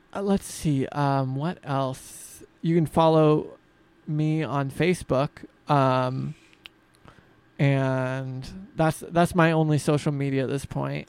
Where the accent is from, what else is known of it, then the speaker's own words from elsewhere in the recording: Freeman, Washington, United States; I grew up outside of Spokane, in the Freeman area